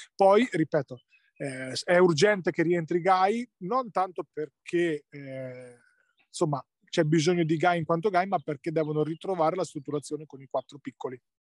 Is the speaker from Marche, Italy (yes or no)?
yes; Ancona, Marche, Italy; essendo anconetano